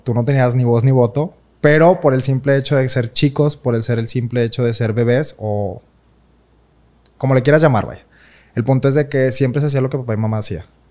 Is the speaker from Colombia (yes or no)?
no; Monterrey, Nuevo León, Mexico; yo nací aquí en Monterrey el, 5 de abril del 96.